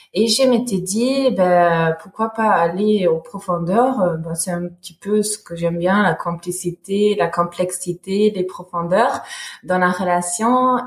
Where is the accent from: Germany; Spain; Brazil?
Germany; French is a second language; moved away as an adult; now in Montpellier, France; je suis née en Allemagne et ben, jusqu'à mes 20 ans, j'ai j'ai grandi en Allemagne